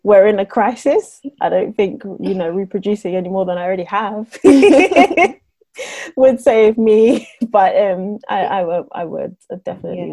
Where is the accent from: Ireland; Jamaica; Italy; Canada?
Jamaica; now in United Kingdom; I'm Jamaican